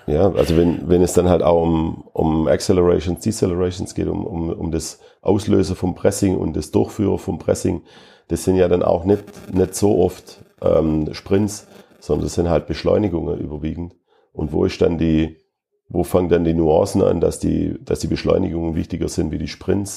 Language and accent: German; Schwäbisch Gmünd, Baden-Württemberg, Germany; now in Fürth, Germany; Schwäbisch Gmünd ist meine Heimat